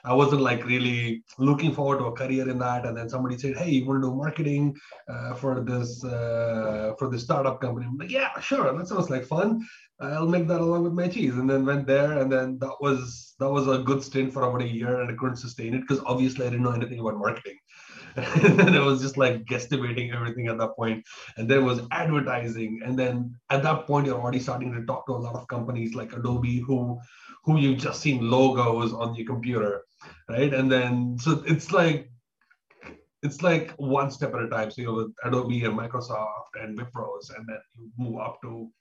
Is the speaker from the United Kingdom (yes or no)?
no; Bangalore, Karnataka, India; now in Taiwan; I am from India, from Bangalore, India, down south